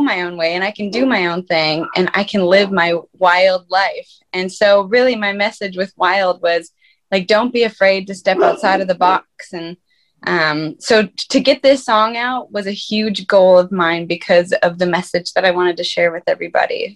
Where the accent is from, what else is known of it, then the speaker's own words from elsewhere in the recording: Minnesota, United States; moved away as an adult; also born or lived in Fargo, North Dakota; now in Nashville, United States; I'm originally from Fargo, North Dakota, and I grew up in Minnesota. And then I moved to Nashville, Tennessee about five years ago